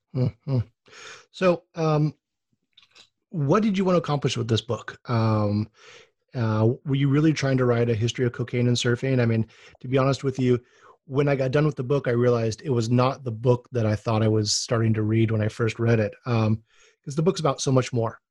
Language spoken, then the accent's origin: English; Oahu, Hawaii, United States; I'm actually from Oahu and a second generation surfer